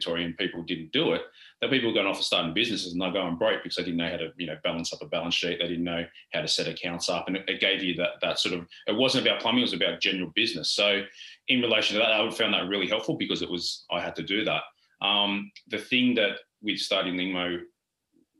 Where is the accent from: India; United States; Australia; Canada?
Australia; I was a plumber and we're from Australia